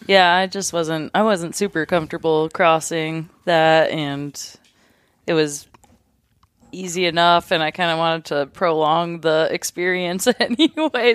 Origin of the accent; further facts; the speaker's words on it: Fairbanks, Alaska, United States; also born or lived in North Pole, Alaska; I'm from Fairbanks slash North Pole, kinda grew up in between